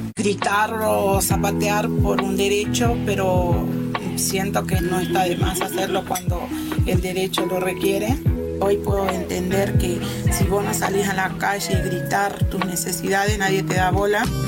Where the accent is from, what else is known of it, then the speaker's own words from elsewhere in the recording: Tucumán, Argentina; moved away; me crié en Tucumán